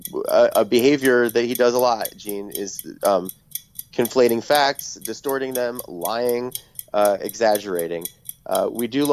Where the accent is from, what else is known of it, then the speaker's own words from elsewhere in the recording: New York, United States; growing up in New York and listening to 1010 Winds